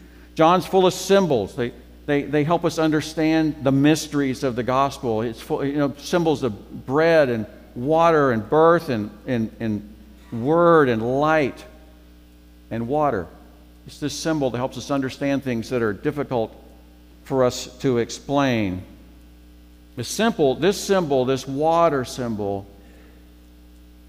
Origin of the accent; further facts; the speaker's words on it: Memphis, Tennessee, United States; moved away; Mike Barton and I are from Memphis